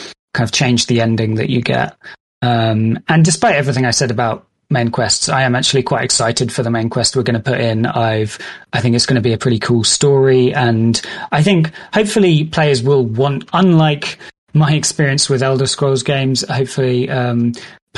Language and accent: English; United Kingdom; I'm British and I've been brought up on these kind of like British stories